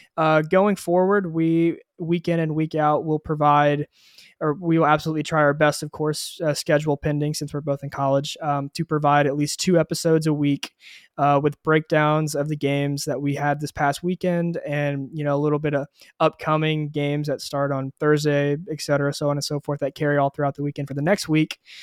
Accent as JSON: {"language": "English", "town": "Houston", "region": "Texas", "country": "United States", "said": "I am also from Houston, Texas"}